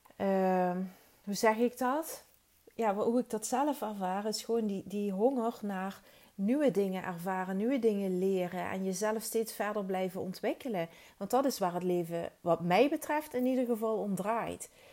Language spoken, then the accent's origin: Dutch; Netherlands; moved away as an adult; now in Belgium